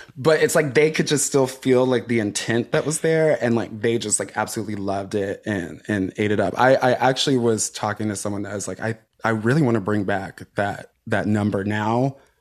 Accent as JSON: {"language": "English", "town": "Chicago", "region": "Illinois", "country": "United States", "said": "connects me to my roots, not only as, like, a queer person, but also as, like, a Black person, uh, as a Chicagoan"}